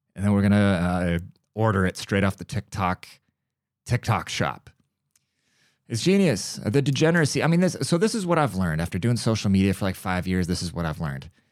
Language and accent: English; United States; America, we are the melting pot. We're a very multicultural country